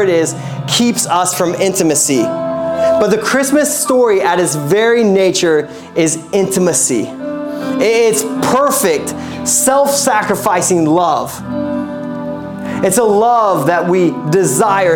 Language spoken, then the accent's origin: English; Midwest, United States; now in Pacific Northwest, United States; I'm a Midwesterner